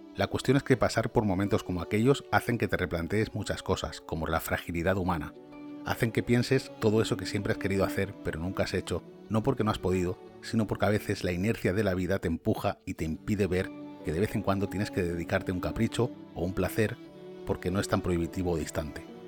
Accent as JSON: {"language": "Spanish", "town": "Valencia", "region": "Valencian Community", "country": "Spain", "moved": "as an adult", "lives_now": "Scotland, United Kingdom", "said": "yo soy de Valencia, España"}